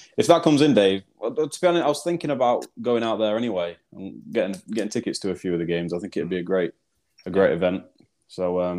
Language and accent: English; South Africa; I'm actually South African.